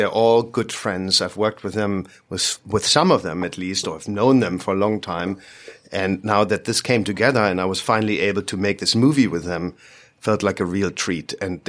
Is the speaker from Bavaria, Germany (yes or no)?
no; Berlin, Germany; he's from London, I'm from Berlin.